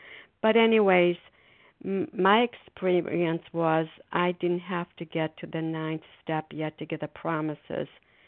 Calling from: Foxborough, Massachusetts, United States; calling from Foxborough, Massachusetts.

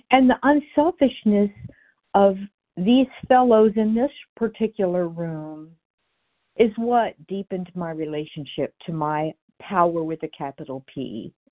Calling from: Florida, United States; I'm in Florida, and I am recovered happily today.

